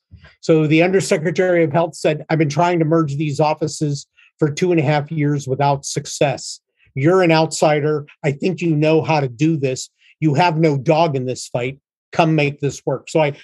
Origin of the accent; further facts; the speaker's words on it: Pittsburgh, Pennsylvania, United States; moved away as an adult; now in Canfield, Ohio, United States; VA Pittsburgh, 70 miles from where we live in Canfield, Ohio, and Sherry in my hometown. We both grew up in Pittsburgh.